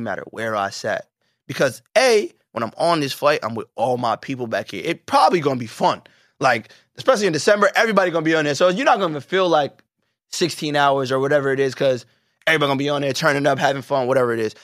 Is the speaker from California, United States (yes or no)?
no; New York, United States; as a New Yorker